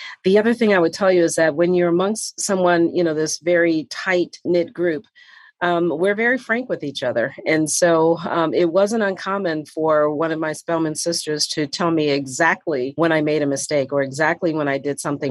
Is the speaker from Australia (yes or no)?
no; Detroit, Michigan, United States; moved away; also born or lived in Atlanta; growing up in Detroit